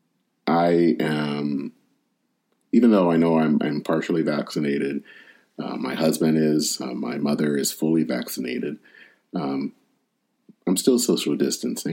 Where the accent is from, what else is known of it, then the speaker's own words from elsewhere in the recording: Michigan, United States; my home state of Michigan